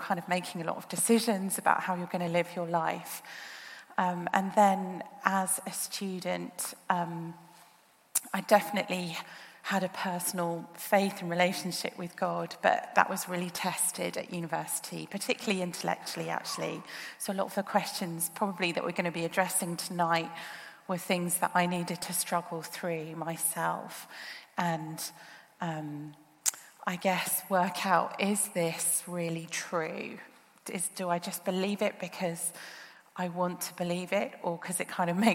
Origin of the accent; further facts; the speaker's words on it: Birmingham, West Midlands, United Kingdom; moved away as an adult; also born or lived in Australia; now in Oxford, United Kingdom; moved back to the UK when I was young, and I grew up most of my childhood in Birmingham